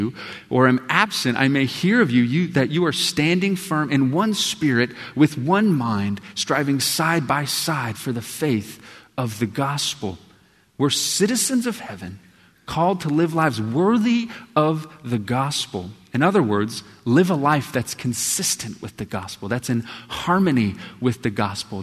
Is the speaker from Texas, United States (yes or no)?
yes; Texas, United States; when I grew up in Texas, every morning we would stand